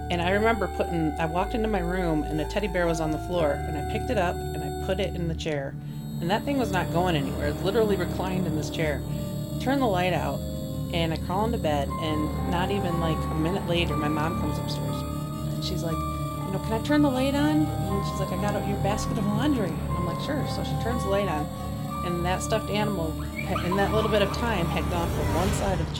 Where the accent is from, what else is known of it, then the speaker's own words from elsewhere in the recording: Grand Rapids, Michigan, United States; Michigan. Born and raised in Grand Rapids.